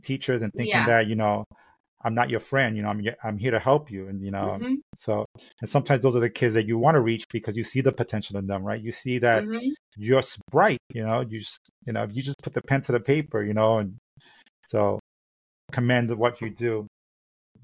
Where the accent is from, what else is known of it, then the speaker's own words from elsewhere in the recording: New York City, New York, United States; growing up in Brooklyn